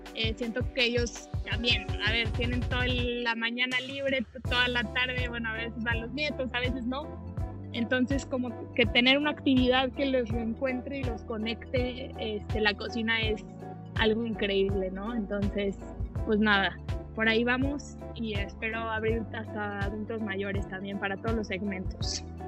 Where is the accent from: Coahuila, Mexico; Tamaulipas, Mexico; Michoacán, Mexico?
Coahuila, Mexico; Saltillo; now in Mexico City, Mexico; tenía pastelerías en Monterrey y en Saltillo porque soy de Saltillo, Coahuila